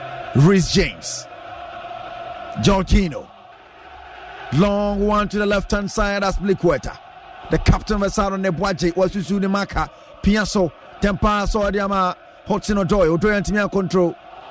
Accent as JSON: {"language": "English", "town": "Dansoman", "region": "Greater Accra", "country": "Ghana", "said": "from Dansoman."}